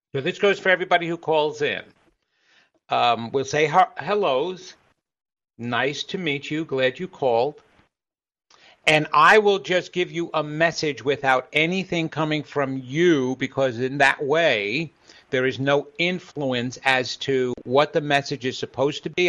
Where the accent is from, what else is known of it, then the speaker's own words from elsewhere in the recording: New York, United States; I'm from New York, so I've got a hardcore soul.